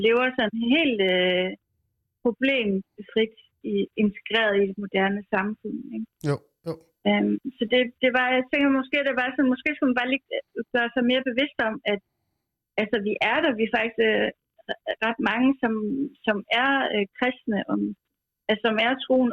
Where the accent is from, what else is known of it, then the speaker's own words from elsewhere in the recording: Skive, Central Denmark Region, Denmark; now in Copenhagen, Denmark; jeg er fra Skive, men bor i København